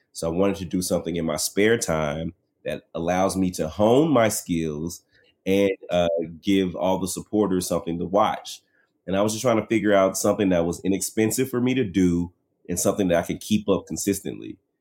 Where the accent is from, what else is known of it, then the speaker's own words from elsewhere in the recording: Dallas, Texas, United States; I'm from Dallas